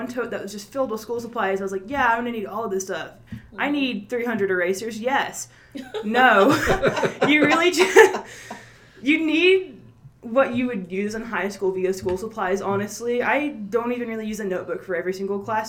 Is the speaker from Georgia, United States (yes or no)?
yes; Monticello, Georgia, United States; I'm from Monticello, Georgia